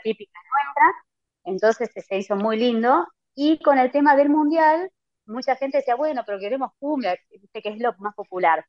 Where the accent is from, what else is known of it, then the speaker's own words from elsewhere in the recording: Dolores, Buenos Aires Province, Argentina; moved away as an adult; now in Dublin, Ireland; soy de Dolores